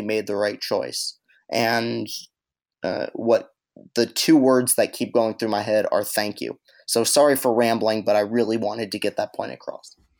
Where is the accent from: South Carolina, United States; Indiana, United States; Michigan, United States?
Michigan, United States; East Lansing; I grew up in East Lansing